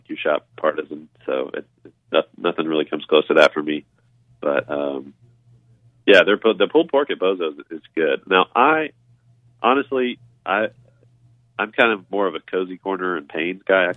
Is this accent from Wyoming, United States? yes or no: no; Bartlett, Tennessee, United States; I grew up out in Bartlett